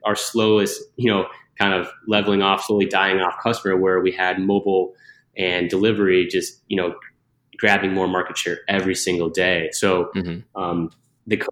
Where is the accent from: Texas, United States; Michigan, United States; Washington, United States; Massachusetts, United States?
Michigan, United States; also born or lived in Utah; now in Chicago, United States; I'm originally from Michigan.